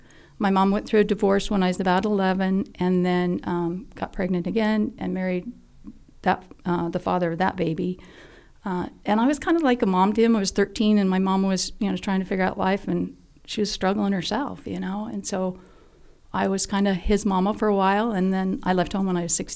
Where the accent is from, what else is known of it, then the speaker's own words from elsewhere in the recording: Greeley, Colorado, United States; I was born in Greeley, Colorado, which is about an hour north of Denver